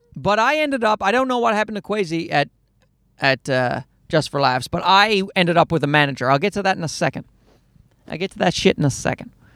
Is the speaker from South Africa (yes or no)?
no; Newfoundland and Labrador, Canada; moved away; I grew up in Newfoundland and I never saw any live comedy